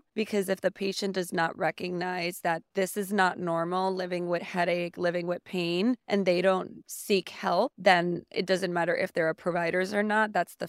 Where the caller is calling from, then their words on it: San Juan, Puerto Rico; I am currently coming from San Juan, Puerto Rico. I am a headache specialist there in the island.